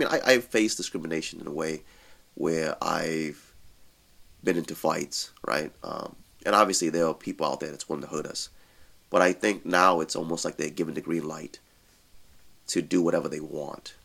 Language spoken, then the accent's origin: English; United States; as American Muslim